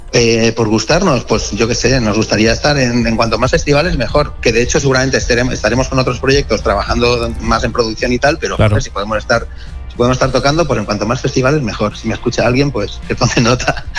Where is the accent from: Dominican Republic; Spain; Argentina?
Spain; Barcelona, Catalonia; now in Madrid, Spain; yo soy de Barcelona, pero vivo en Madrid